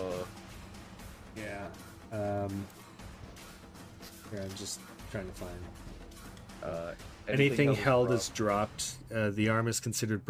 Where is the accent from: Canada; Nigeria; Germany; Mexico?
Canada; I feel real bad being a Canadian.